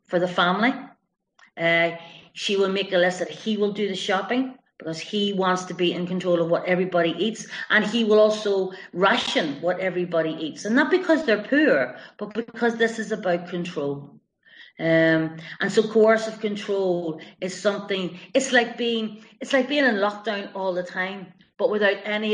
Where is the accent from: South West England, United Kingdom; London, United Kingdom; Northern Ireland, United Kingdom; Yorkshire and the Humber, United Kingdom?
Northern Ireland, United Kingdom; Belfast; now in West Cork, Ireland; I'm from Belfast with this accent